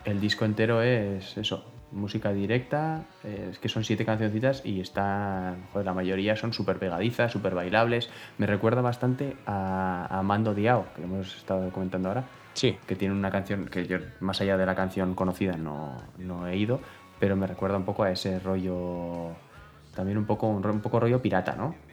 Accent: Bera, Navarre, Spain; mi pueblo, de Vera, de Vida de Vidasoa

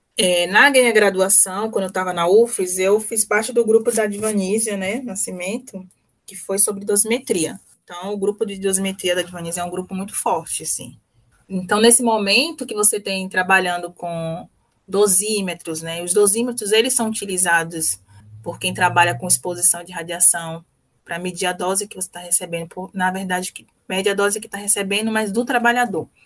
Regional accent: Salvador, Bahia, Brazil; eu sou de Salvador, de um bairro pobre em Salvador, periferia

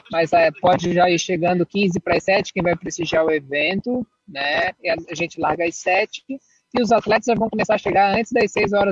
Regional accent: Florianópolis, Santa Catarina, Brazil; É alusiva ao aniversário da nossa cidade. Sou manezinho.

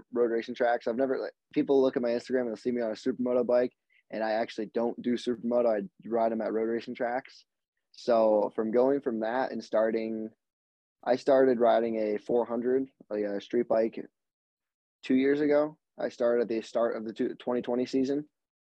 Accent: Connecticut, United States; I'm from Connecticut

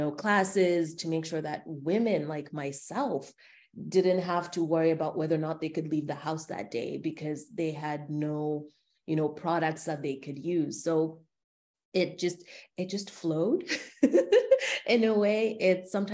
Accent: Zimbabwe; moved away as an adult; now in Canada; I'm from Zimbabwe. I moved to Canada in 2007

